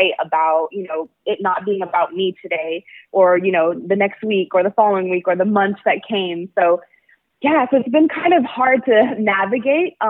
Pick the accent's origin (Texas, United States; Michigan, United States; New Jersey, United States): Texas, United States; El Paso; also born or lived in Austin, Texas; am from El Paso, Texas. I grew up with my Mexican side of my family